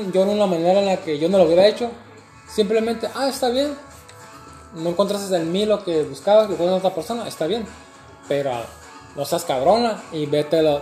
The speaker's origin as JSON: {"language": "Spanish", "country": "Mexico", "lives_now": "Canada", "said": "pues, sabes que yo soy latino, mexicano, vivo en Canadá."}